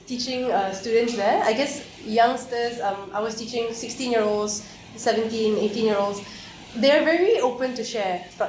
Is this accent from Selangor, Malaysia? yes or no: yes; Selangor, Malaysia; If I come from Selangor now